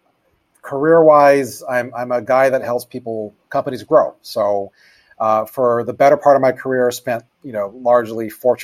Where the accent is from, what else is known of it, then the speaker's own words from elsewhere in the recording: Oahu, Hawaii, United States; now in Chicago, United States; I was born and raised on Oahu.